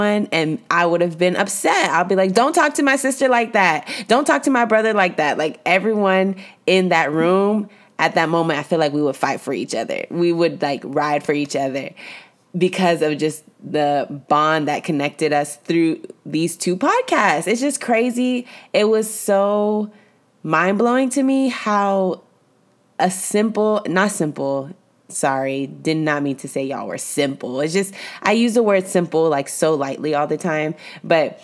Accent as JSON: {"language": "English", "town": "Mission", "region": "Texas", "country": "United States", "said": "I'm from Mission, Texas, and we don't use any of those terms"}